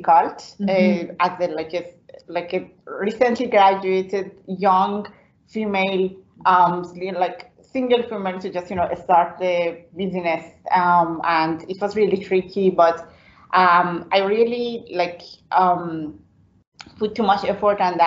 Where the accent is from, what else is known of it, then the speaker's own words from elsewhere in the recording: Iran; English is a second language; moved away as an adult; now in Belfast, United Kingdom; So I was born in Iran